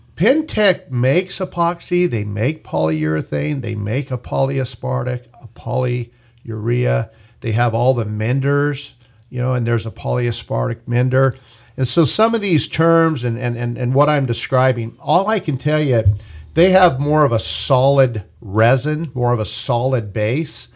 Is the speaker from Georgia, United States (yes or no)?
no; Bakersfield, California, United States; Born and raised in Bakersfield.